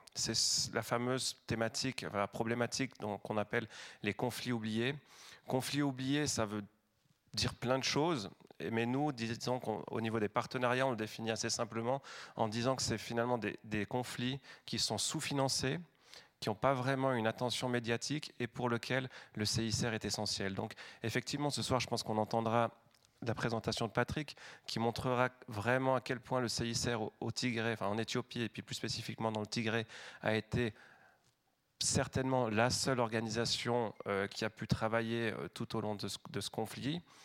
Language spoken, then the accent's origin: French; La Chaux-de-Fonds, Neuchâtel, Switzerland; moved away; je suis originaire de la Chaux-de-Fonds